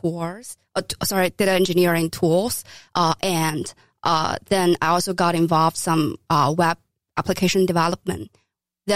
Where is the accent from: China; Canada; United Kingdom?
China; moved away as an adult; now in New York City, United States; I grew up in China